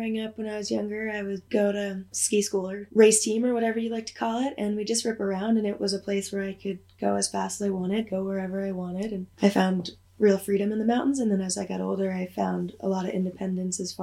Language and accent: English; East Coast, United States; moved away as an adult; also born or lived in New Hampshire; now in Jackson Hole, United States; Growing up on the East Coast in ski racing, and ended up ski racing at a collegiate level, and was skiing at the University of New Hampshire